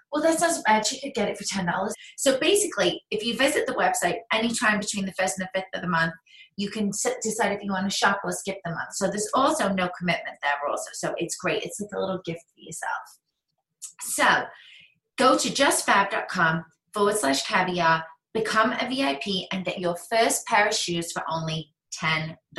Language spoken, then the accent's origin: English; England, United Kingdom; now in United States; I'm English